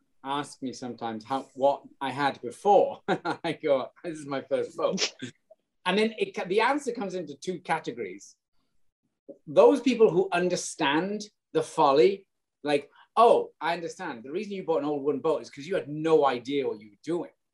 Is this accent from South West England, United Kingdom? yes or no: no; Welsh, Wales, United Kingdom; moved away; also born or lived in Brooklyn; being Welsh